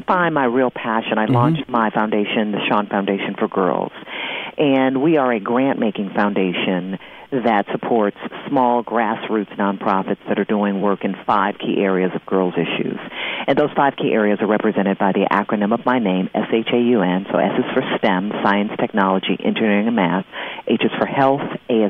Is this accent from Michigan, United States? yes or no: yes; Detroit, Michigan, United States; we did our first human trafficking event in Detroit, my hometown.